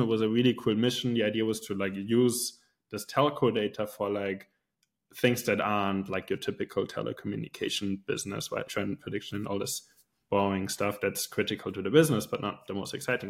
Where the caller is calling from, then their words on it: Switzerland; calling in from Switzerland